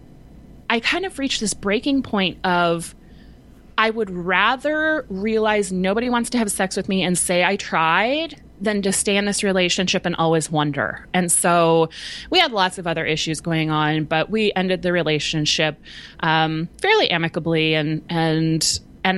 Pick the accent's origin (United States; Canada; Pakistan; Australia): United States; Southern California; I grew up in Southern California